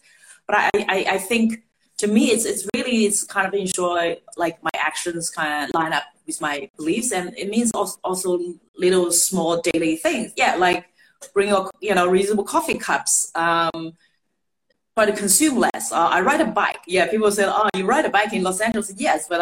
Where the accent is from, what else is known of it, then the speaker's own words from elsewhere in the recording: Shanghai, China; moved away; I grew up in Shanghai, I'm a city girl.